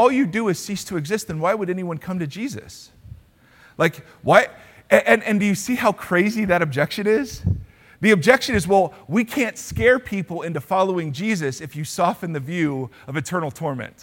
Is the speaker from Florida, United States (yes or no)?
no; Ohio, United States; now in California, United States; Because I grew up in Ohio, I know Spanish very well.